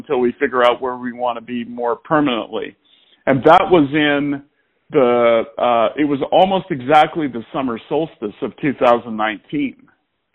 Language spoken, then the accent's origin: English; Olympia, Washington, United States; I grew up in Olympia, but kind of south and, you know, not really in the city, like out in the country.